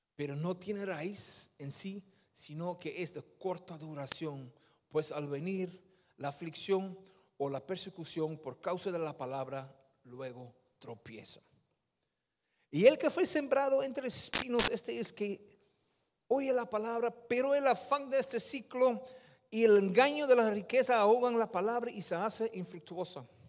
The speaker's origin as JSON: {"language": "Spanish", "country": "Netherlands", "tie": "born or raised there", "also_born_or_lived": "Peru", "second_language": "Spanish", "moved": "as an adult", "said": "Mi padre es de Surinam, mi madre es de Indonesia, yo nací en Holanda"}